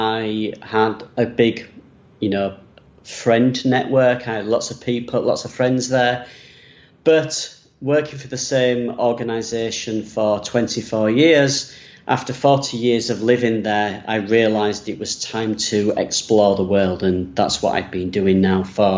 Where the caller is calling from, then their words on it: Bangkok, Thailand; I'm from Bangkok in Thailand right now. I've been here for a month, next heading to South Korea.